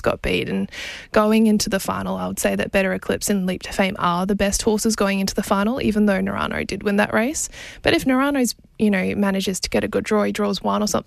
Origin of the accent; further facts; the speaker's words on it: Queensland, Australia; As a Queenslander